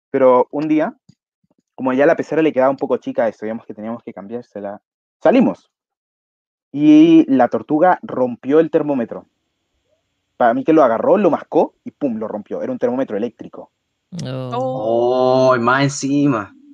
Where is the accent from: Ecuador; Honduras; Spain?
Ecuador; now in Chile; conocí antes de venirme para acá Chile. De hecho, el peluchín eh, viene de allá, viene de allá de Ecuador, de donde yo vengo, nos lo trajimos para acá.